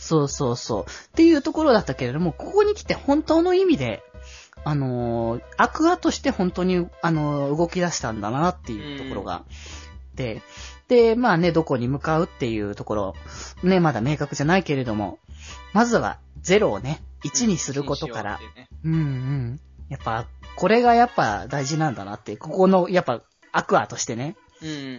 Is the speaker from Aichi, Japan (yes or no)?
yes; Aichi, Japan; 僕は名古屋民ではないので、東京、あ、愛知と言っても